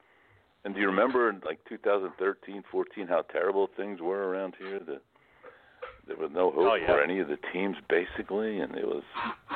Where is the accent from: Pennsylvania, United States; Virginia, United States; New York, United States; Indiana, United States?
Pennsylvania, United States; Philadelphia; as a native Philadelphian and a guy that's worked in sports here a long, long time